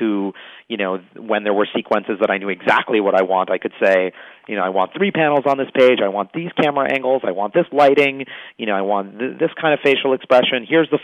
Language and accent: English; New York City, New York, United States; I'm a New Yorker